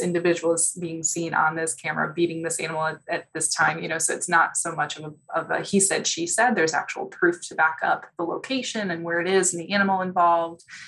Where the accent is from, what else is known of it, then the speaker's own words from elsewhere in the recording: Chicago, Illinois, United States; moved away; also born or lived in Houston; I'm from Chicago, born and raised.